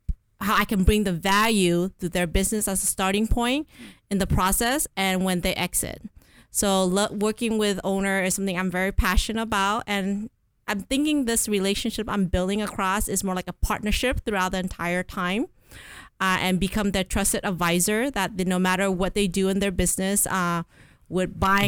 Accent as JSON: {"language": "English", "region": "California", "country": "United States", "tie": "born or raised there", "said": "I am a CPA. I was raised in Southern California. I live all my life in San Gabriel Valley, and now because of work, I live in Orange County."}